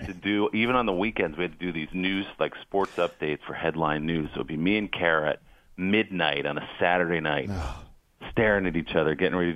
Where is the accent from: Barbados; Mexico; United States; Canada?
United States; New York; moved away as an adult; I'm from New York. My family's here.